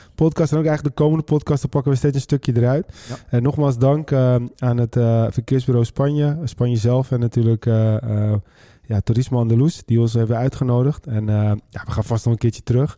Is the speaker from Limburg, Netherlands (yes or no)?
no; West Friesland, North Holland, Netherlands; wij komen uit West-Friesland